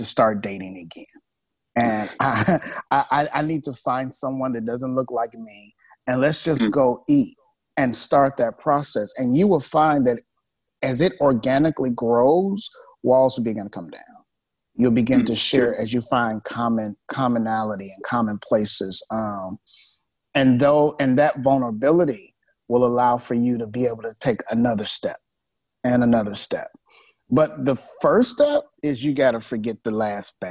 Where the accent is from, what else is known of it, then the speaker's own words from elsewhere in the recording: Chicago, Illinois, United States; moved away as an adult; now in Sacramento, United States; I grew up in Chicago